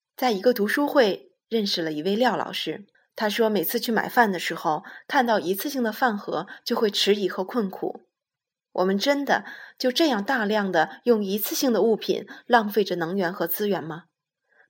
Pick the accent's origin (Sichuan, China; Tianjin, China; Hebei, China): Hebei, China; Shijiazhuang; now in Beijing, China; 我的家乡石家庄每年的雾霾天比北京还多